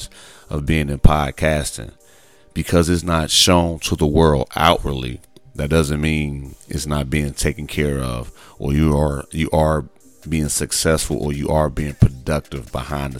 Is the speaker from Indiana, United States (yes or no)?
yes; Gary, Indiana, United States; I'm a kid from Gary, Indiana, over 40